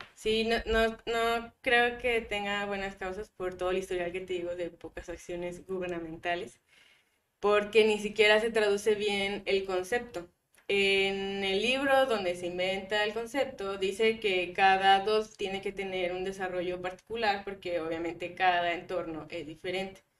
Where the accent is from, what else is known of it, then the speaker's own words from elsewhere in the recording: Guadalupe, Nuevo León, Mexico; also born or lived in Monterrey; yo crecí en Guadalupe, casi en Juárez